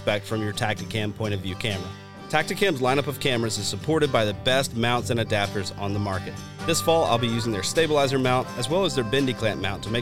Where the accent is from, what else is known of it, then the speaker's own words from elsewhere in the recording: Deep South, United States; I grew up hunting in the Deep South